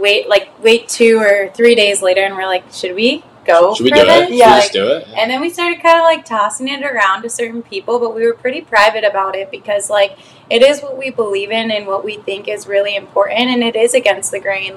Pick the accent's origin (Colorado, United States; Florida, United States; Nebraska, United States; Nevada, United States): Nevada, United States; Las Vegas; moved away as an adult; now in Minneapolis, United States; I'm from Vegas, and I moved here about 3 years ago.